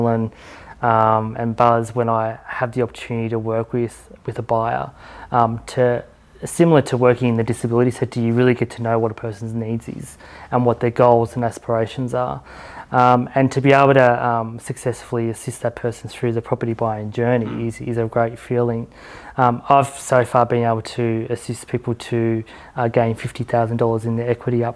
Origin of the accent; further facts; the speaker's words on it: Victoria, Australia; I'm from Victoria